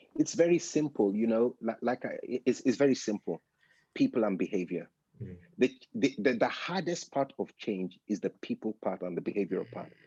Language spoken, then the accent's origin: English; United Kingdom; I'm British